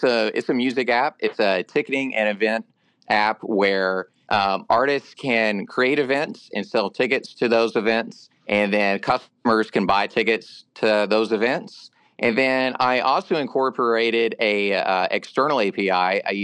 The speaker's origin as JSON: {"language": "English", "town": "Nashville", "region": "Tennessee", "country": "United States", "tie": "born or raised there", "said": "I was born and raised here in Nashville"}